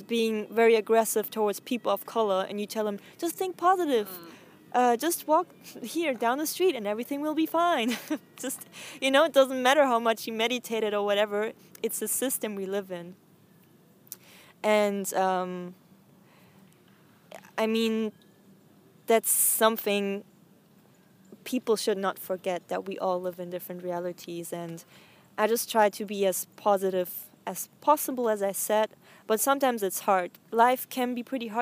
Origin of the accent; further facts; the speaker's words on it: Bavaria, Germany; now in Berlin, Germany; I grew up in South Germany, in Bavaria